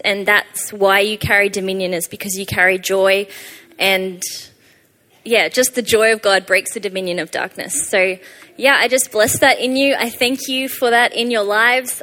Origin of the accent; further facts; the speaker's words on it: Australia; moved away; I'm from Australia, hence the weird accent.